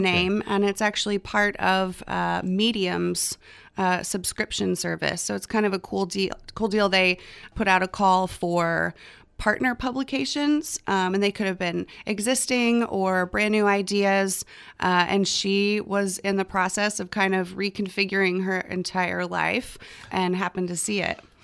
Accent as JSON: {"language": "English", "area": "near Plano", "region": "Texas", "country": "United States", "tie": "born or raised there", "moved": "yes", "lives_now": "Austin, United States", "said": "Plano, Texas, which is not far from my hometown"}